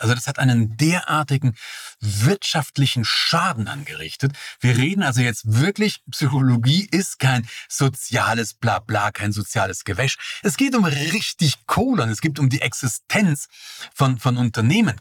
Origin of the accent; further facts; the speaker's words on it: East Germany, Germany; Ich bin ja im Osten geboren